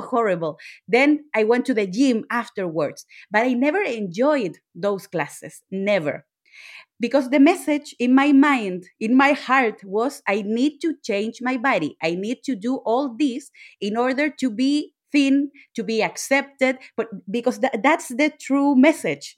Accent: Chile; I'm Latina. I'm from Chile.

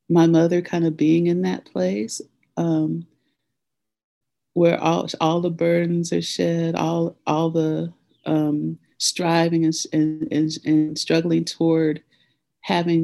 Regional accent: Nashville, Tennessee, United States; I grew up in Nashville, Tennessee

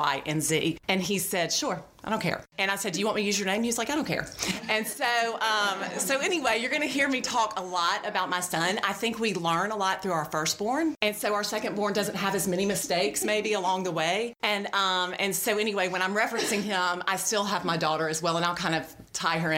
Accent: Birmingham, Alabama, United States; I grew up here in Birmingham. I went to Shades Valley High School

